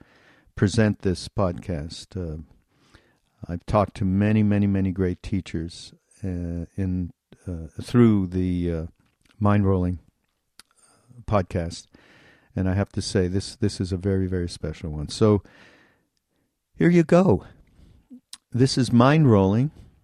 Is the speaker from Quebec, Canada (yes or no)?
yes; Montreal, Quebec, Canada; now in United States; I'm from Montreal, okay, I'm going to be moving back